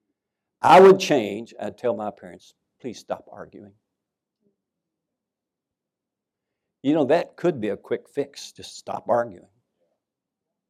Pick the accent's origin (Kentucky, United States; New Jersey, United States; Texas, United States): Kentucky, United States; Winchester; moved away as an adult; people were lined up in the Scobie Funeral Home in Winchester, Kentucky